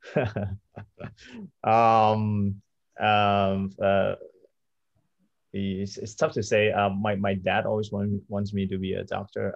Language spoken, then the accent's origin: English; Malaysia; moved away as an adult; also born or lived in New York; I'm, I'm Malaysian.